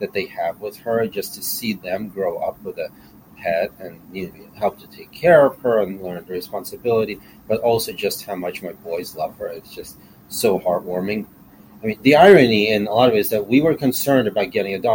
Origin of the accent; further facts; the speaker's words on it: Kyiv, Ukraine; now in Chicago, United States; I am from Ukraine myself. I was born in Kiev